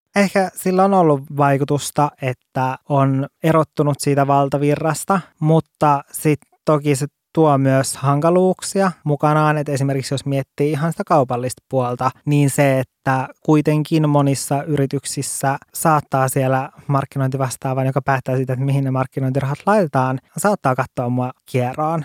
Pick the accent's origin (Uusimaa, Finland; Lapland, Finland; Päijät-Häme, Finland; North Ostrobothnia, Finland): Lapland, Finland; olen kotoisin Lapista